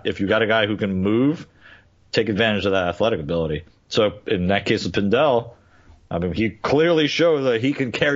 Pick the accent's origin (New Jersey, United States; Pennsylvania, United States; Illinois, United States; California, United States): Pennsylvania, United States; Philadelphia; my hometown team